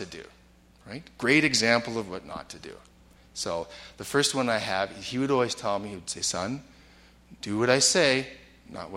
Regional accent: Vancouver, British Columbia, Canada; moved away as an adult; also born or lived in Milwaukee, United States; I grew up in Vancouver in Canada, and I went to the States

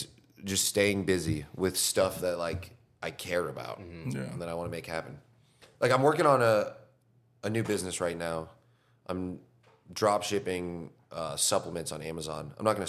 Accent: California, United States; now in Austin, United States; All over Southern California.

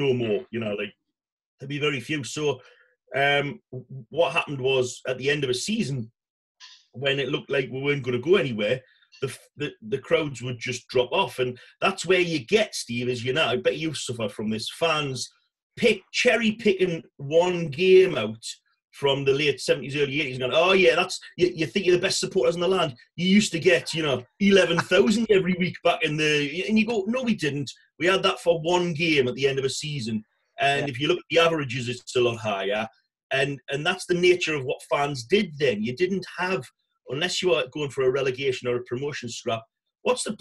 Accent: Blaydon-on-Tyne, North East England, United Kingdom; I was brought up in Bladen on Tyne

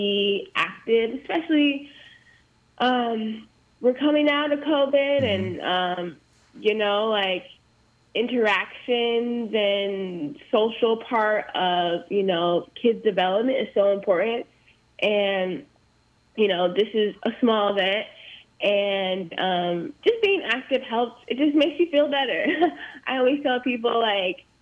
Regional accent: Southern California, United States; moved away as an adult; now in Iowa City, United States; I am originally from Southern California. I'm a California girl in Iowa. I've been here since 2013, so almost 8 years.

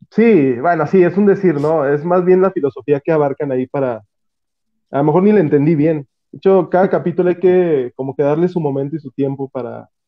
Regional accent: Vicente Guerrero, Mexico; aquí todos somos de Vicente Guerrero.

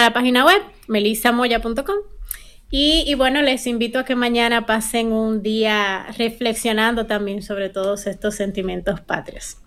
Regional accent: Dominican Republic; nuestra nación

